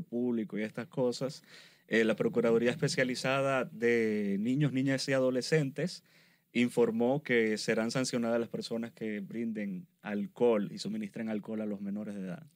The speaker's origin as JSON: {"language": "Spanish", "country": "Venezuela", "said": "yo soy venezolano"}